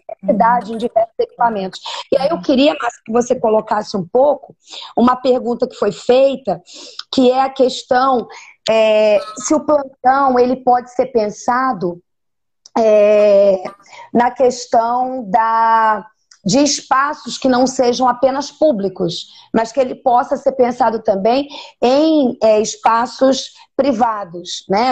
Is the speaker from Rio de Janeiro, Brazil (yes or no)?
yes; Rio de Janeiro, Brazil; moved away as an adult; also born or lived in Ceará; eu sou carioca e tra já trabalhava na Universidade Veiga de Almeida, é, aqui no Rio de Janeiro, há mais de oito anos